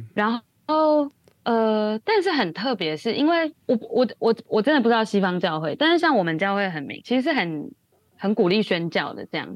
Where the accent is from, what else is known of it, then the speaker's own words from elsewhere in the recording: Taiwan; moved away as an adult; now in Hong Kong; 身为台湾人